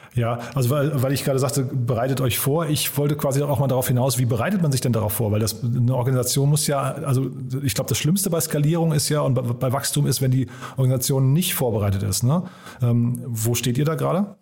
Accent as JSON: {"language": "German", "town": "Hofheim am Taunus", "region": "Hesse", "country": "Germany", "moved": "yes", "lives_now": "Berlin, Germany", "said": "Wir kommen beide aus Hofheim"}